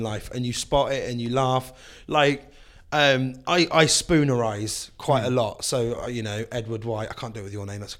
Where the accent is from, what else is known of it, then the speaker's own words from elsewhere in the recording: London, United Kingdom; now in Swindon, United Kingdom; I grew up in London